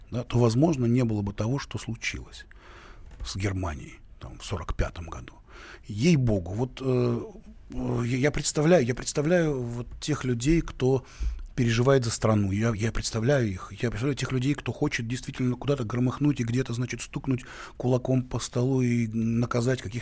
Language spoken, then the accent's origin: Russian; Kyiv, Ukraine; born there; Да, я родился в Киеве и очень горжусь этим. И э, это один, это, это прекрасный город Киев.